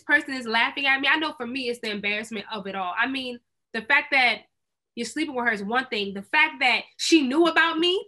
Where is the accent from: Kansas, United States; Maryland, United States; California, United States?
Maryland, United States; moved away; back where I grew up in Maryland